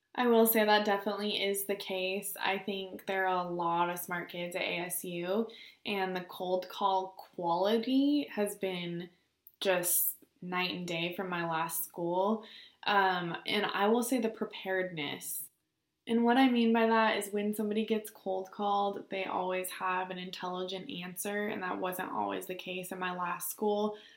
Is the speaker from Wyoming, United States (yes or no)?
no; Bend, Oregon, United States; moved away as an adult; now in Arizona, United States; I'm from Central Oregon, Bend specifically